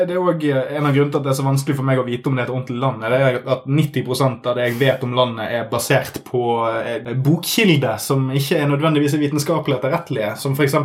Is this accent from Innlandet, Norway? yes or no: no; Smøla, Møre og Romsdal, Norway; hjembygden min, Smøla